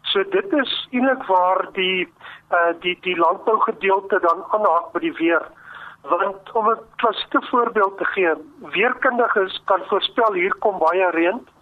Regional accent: Free State, South Africa; ek dink omdat ek maar 'n plaasseun is en ek het hier in die Wes-Vrystaat groot geword en veral in die droogtejare hier van 1965 uh, eh, het 'n geweldige indruk op my gemaak

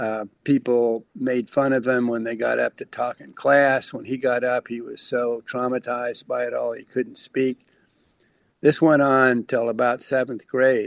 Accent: Lincoln, Nebraska, United States; I'm from Lincoln, Nebraska.

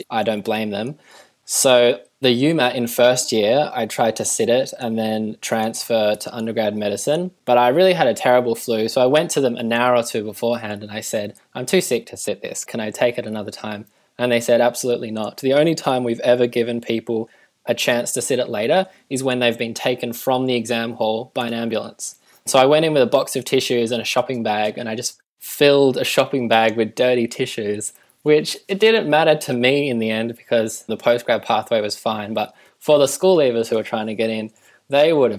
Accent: Tasmania, Australia; I'm from Tasmania

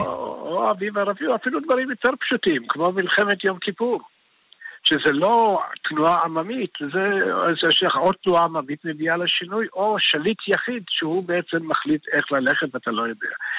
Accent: Israel; also born or lived in Iran; אני עליתי לארץ, הייתי בן חמש

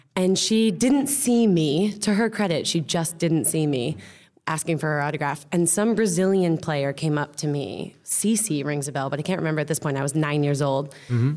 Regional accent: United States; also born or lived in London; now in Amsterdam, Netherlands; I'm American

